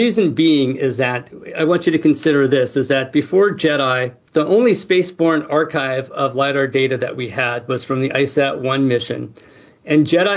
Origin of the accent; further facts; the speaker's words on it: San Francisco, California, United States; I grew up in San Francisco